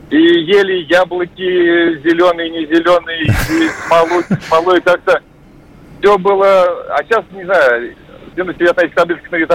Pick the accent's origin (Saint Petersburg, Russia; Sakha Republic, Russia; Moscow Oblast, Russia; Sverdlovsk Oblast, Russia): Moscow Oblast, Russia; Volodarsky; я из Московской области, угу. поселок Володарского.